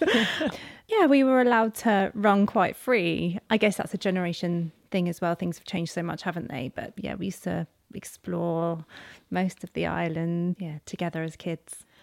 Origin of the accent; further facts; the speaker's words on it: Carisbrooke, South East England, United Kingdom; we grew up on the outskirts of Carisbrooke, um, in this bloody rural, um, location